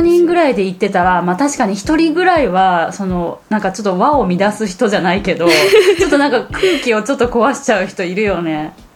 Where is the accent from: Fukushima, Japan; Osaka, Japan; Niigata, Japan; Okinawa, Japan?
Osaka, Japan; also born or lived in Taiwan; 大阪に帰ってきた